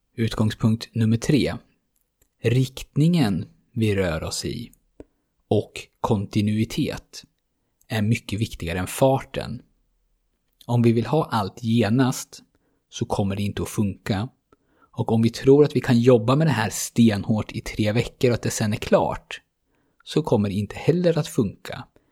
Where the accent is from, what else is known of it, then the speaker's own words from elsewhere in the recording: Sweden; som svensk